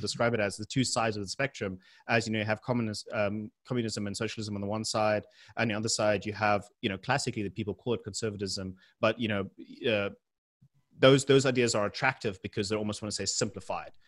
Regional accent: South Africa; being a South African and the benefits and the reasons why we live there

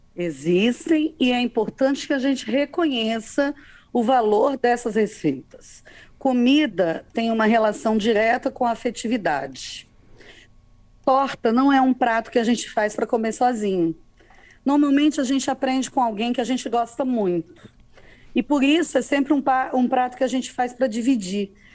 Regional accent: Cariacica, Espírito Santo, Brazil; Eu cresci em Cariacica.

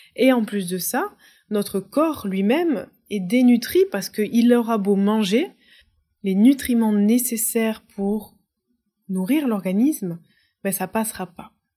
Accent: France; moved away as an adult; J'ai été déracinée parce que j'ai quitté la France. J'ai quitté la France à 23 ans

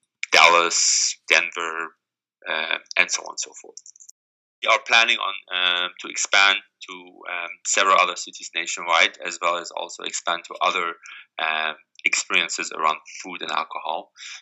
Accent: Germany; English is a second language; moved away as an adult; now in San Francisco, United States; And when I moved to San Francisco from Germany 11 years ago, I was very fascinated by the melting pot of San Francisco with all the different cultures and cuisines present in a fairly small city.

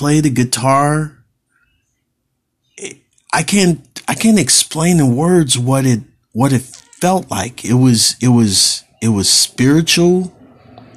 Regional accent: California, United States; I'm Californian born, I'm a native Californian

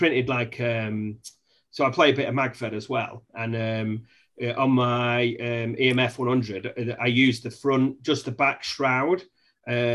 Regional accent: England, United Kingdom; I'm English

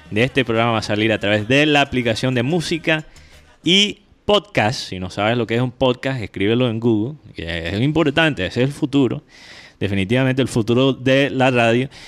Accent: United States; Spanish is a second language; Yo sé que soy gringo

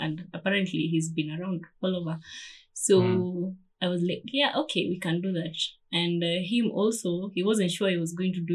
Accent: Kenya; moved away; I'm a Kenyan. I'm a typical Kenyan

